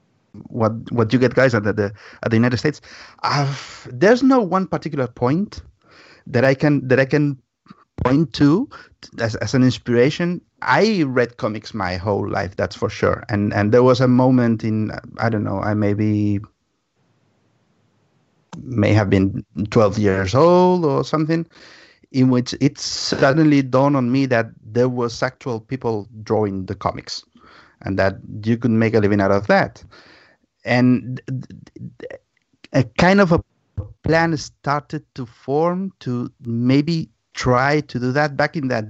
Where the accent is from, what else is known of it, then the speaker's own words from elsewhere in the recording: Barcelona, Catalonia, Spain; English is a second language; when I started here in Spain